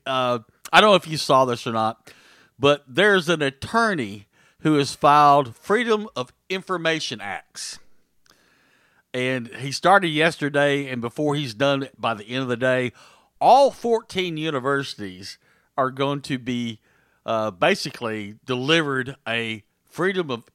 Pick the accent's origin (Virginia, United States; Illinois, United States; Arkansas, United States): Arkansas, United States; South Mississippi County; as we say over there in South Mississippi County